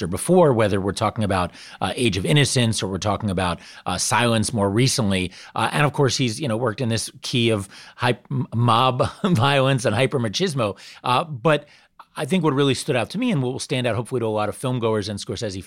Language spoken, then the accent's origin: English; New York, United States; I grew up in New York